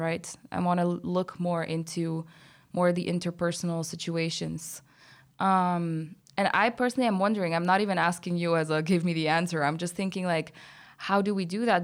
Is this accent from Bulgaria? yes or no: yes; Bulgaria; moved away; I'm from Bulgaria